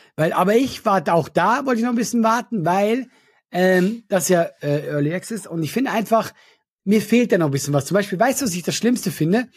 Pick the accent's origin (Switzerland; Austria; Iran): Switzerland; Ich bin Schweizer